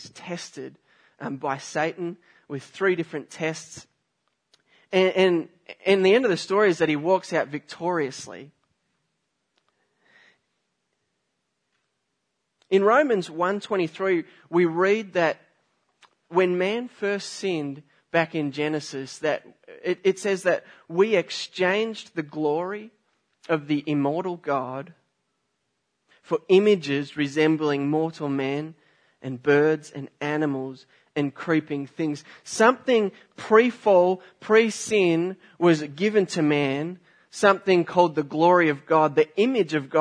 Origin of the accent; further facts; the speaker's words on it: Australia; moved away; I'm from Australia